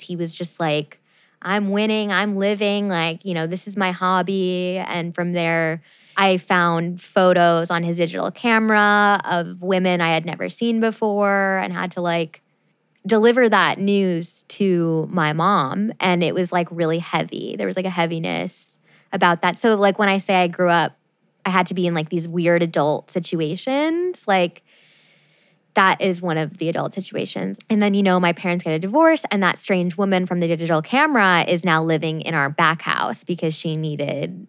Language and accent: English; Arizona, United States; also born or lived in Chicago, Illinois; I'm originally from Chicago, Illinois. I moved to Arizona when I was 8 years old